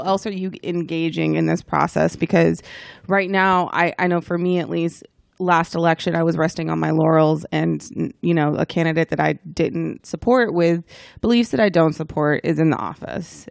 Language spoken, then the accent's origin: English; the South, United States; I grew up in the South and it's very conservative